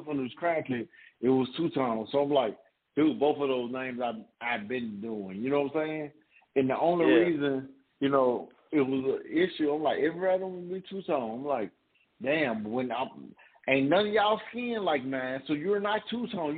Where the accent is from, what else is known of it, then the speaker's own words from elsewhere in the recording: Memphis, Tennessee, United States; I'm from South Memphis.